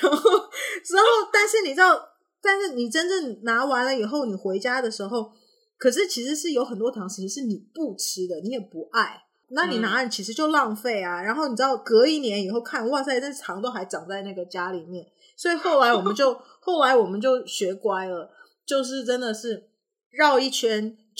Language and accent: Chinese; Canada; 我我其实小时候呢，我是在加拿大，